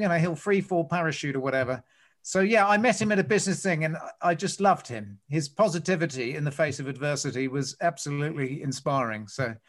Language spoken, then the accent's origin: English; Australia; I do laugh at a loud fart. I'm Australian. I can't deny.